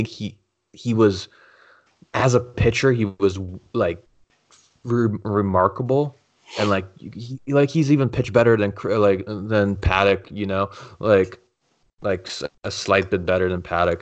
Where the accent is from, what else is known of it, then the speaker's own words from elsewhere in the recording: Canada; I'm Canadian